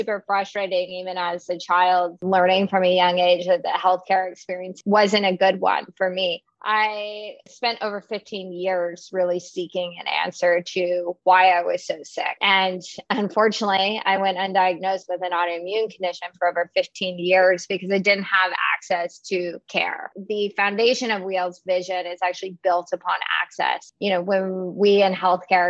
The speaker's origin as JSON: {"language": "English", "region": "Texas", "country": "United States", "tie": "born or raised there", "said": "I grew up in Texas, actually a rural community about an hour outside of Austin"}